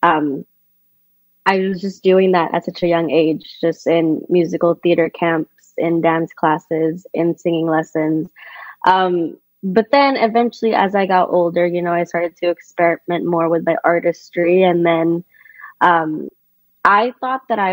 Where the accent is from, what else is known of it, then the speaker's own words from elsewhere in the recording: Manila, Metro Manila, Philippines; moved away as an adult; also born or lived in California / Cambridge, United Kingdom; now in Los Angeles, United States; born and raised in the Philippines, and I will forever rep that. But, you know, I grew up between California and the Philippines